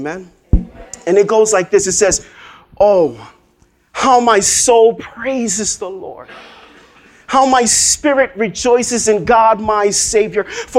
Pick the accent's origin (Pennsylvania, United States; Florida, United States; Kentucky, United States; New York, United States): New York, United States; New York City; I'm from here in Brooklyn. Yo, I grew up right out here.